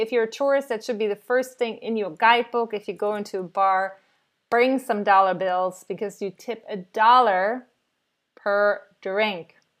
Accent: Cologne, North Rhine-Westphalia, Germany; also born or lived in New York City, United States; I was born in Cologne in Germany and we drink Kölsch

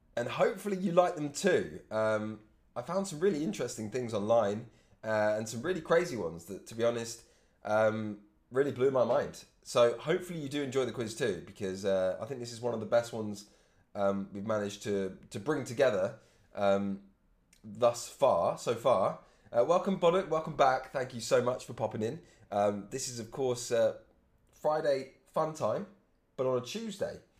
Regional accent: England, United Kingdom; I'm English

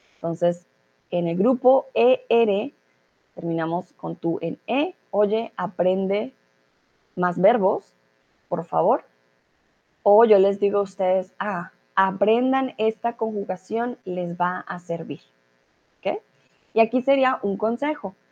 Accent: Colombia; soy de Colombia

